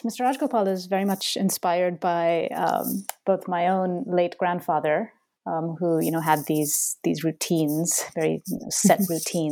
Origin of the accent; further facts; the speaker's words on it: Bangalore, Karnataka, India; moved away as an adult; now in Boston, United States; Bangalore, my hometown.